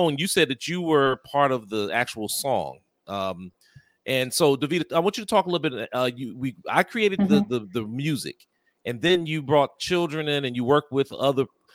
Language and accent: English; Seat Pleasant, Maryland, United States; moved away as an adult; now in Washington, D.C., United States; I grew up in Sea Pleasant, Maryland, although I was born in Washington, D.C., and came back to D.C. in 1998.